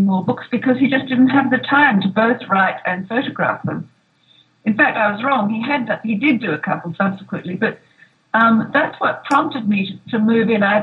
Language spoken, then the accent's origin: English; Australia; now in Los Angeles, United States; Australian. So we had to make a decision where we were going to live.